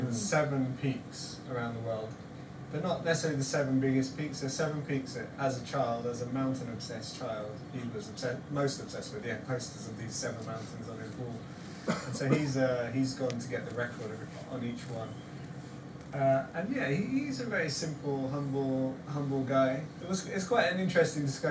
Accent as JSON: {"language": "English", "area": "Devon", "region": "South West England", "country": "United Kingdom", "said": "I'm from Devon"}